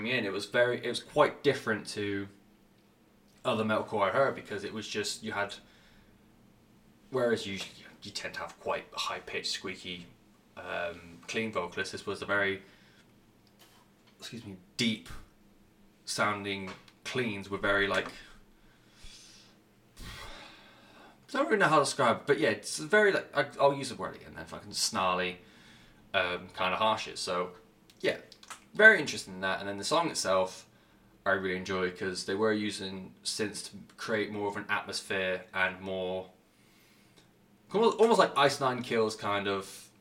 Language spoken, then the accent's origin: English; England, United Kingdom; I'm English